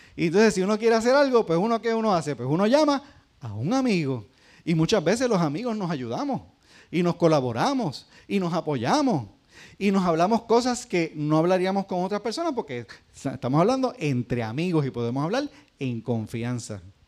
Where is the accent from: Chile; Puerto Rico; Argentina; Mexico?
Puerto Rico; los que somos puertorriqueños